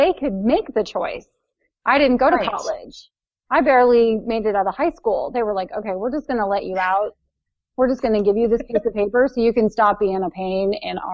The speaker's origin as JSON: {"language": "English", "region": "Ohio", "country": "United States", "said": "from Ohio who writes books and publishes them on Amazon"}